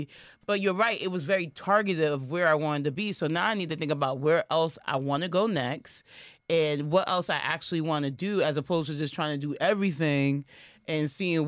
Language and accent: English; New York, United States; I'm a New Yorker